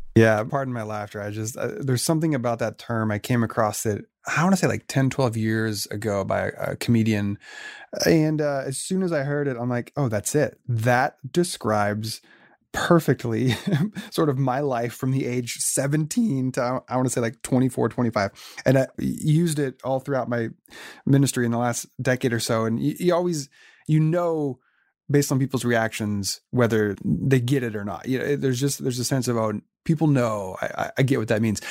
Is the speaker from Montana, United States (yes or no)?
no; Oregon, United States; now in San Diego, United States; I was born and raised in Oregon